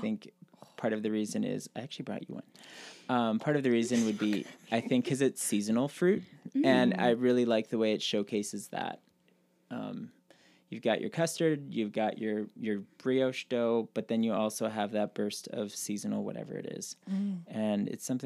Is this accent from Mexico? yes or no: no; Brussels, Ontario, Canada; I grew up just outside of Brussels